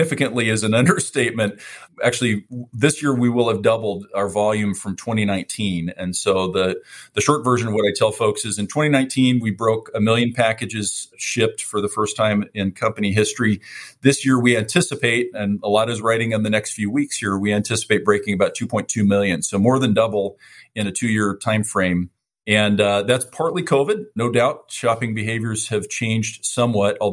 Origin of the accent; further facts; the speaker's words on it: San Francisco, California, United States; I was born in San Francisco. I'm a West Coast guy